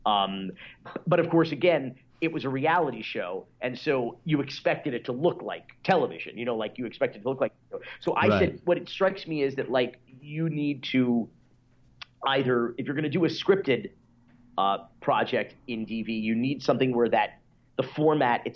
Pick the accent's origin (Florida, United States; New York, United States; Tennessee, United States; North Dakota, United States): Florida, United States; North Miami Beach; growing up in North Miami Beach